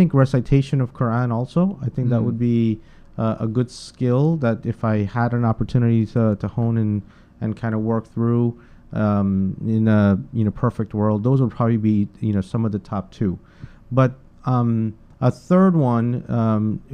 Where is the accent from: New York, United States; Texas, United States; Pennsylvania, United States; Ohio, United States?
New York, United States; New York City; also born or lived in Guyana / Bronx, New York / Queens, New York; I was born in Guyana, South America, and I migrated here with my parents and my brother in the early 80s into the Bronx, New York. And we lived in the Bronx for about 3 years, and then we moved to Brooklyn, New York. Went to junior high and high school, Brooklyn Tech High School here in Brooklyn, New York